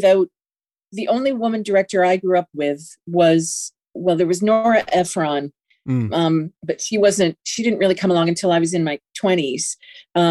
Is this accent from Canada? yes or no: yes; Canada; in being Canadian, we don't get the same types of sort of history classes that America gets